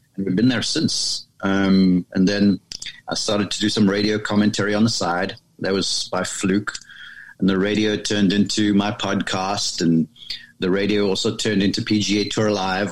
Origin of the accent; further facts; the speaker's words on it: South Africa; moved away as an adult; now in United States; I grew up there in South Africa and was there until I was um, sort of age 20